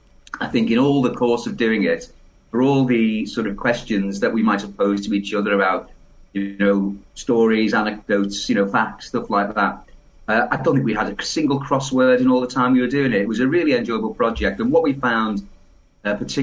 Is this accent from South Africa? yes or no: no; Liverpool, North West England, United Kingdom; I was born in Liverpool